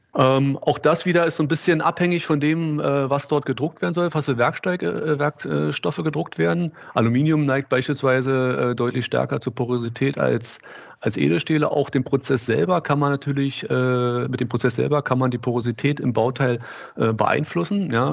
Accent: Berlin, Germany; ich komme hier aus Berlin, habe in Berlin Maschinenbau studiert

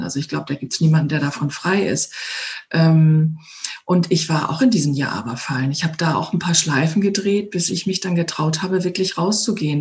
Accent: Hamburg, Germany; moved away as an adult; now in Ovendorf, Germany; aus meiner Heimatstadt Hamburg vor, na jetzt, zweieinhalb Jahren rausgegangen bin

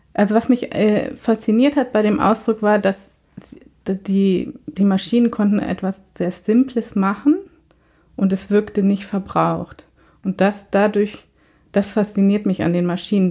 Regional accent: Germany; moved away as an adult; now in Sweden; ich bin ja tatsächlich in Deutschland zur Schule gegangen

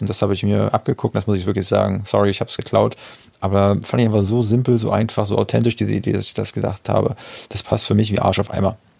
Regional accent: near Parchim, Mecklenburg-Vorpommern, Germany; aus Parchim. Ja, ist, ist auch ein MacPom, also dicht an meiner Heimat

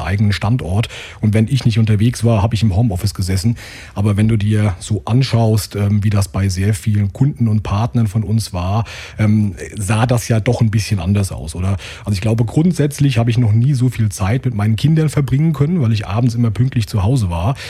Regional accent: Limburg an der Lahn, Hesse, Germany; Also ich komme hier aus Hessen, ja, aus dem schönen Limburg an der Lahn

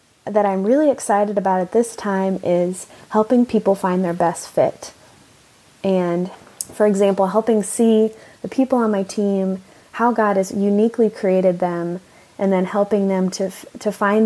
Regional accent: Austin, Texas, United States; moved away as an adult; also born or lived in Japan / Washington, D.C. / Athens, Greece; now in Barcelona, Spain; So we moved back to Texas, where I grew up.

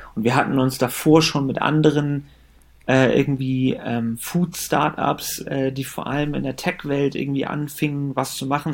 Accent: Germany; ich bin zwar in Deutschland geboren und aufgewachsen

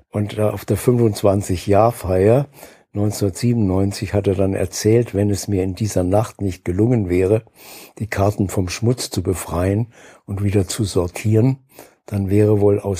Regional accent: Saarbrücken, Saarland, Germany; ein paar Wochen davon machte ich bei äh, der Sparkasse meiner Heimatstadt Saarbrücken.

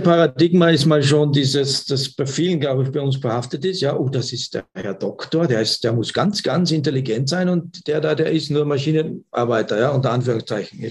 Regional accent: Austria; bei uns in Österreich

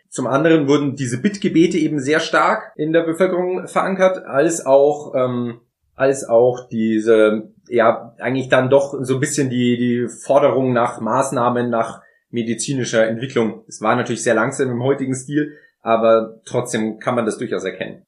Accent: Munich, Bavaria, Germany; in meiner Heimatstadt in München den Marienplatz

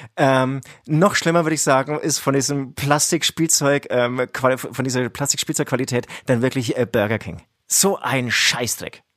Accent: Franconia, Bavaria, Germany; Wir kommen aus Franken

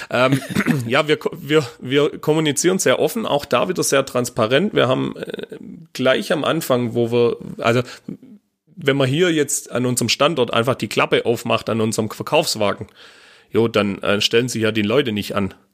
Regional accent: Baden-Württemberg, Germany; also als Schwabe äh, tut man sich einfach mit, äh, äh ja, mit dem Hochdeutsch einfach schwer

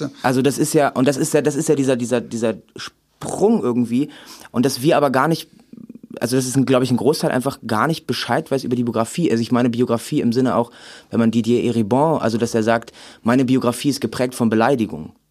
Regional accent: Remscheid, North Rhine-Westphalia, Germany; ich komme aus Remscheid

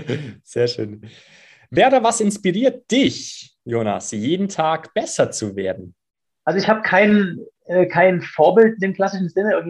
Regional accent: Bavaria, Germany; Ja, die, die, die Schwarzwälder und auch die Allgäuer, da wo ich herkomme, die denken halt dann auch ähm, häufig mal anders.

